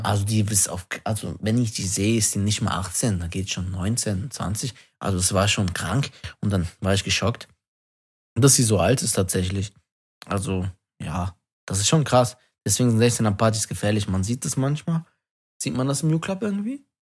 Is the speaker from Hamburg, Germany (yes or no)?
no; Wuppertal, North Rhine-Westphalia, Germany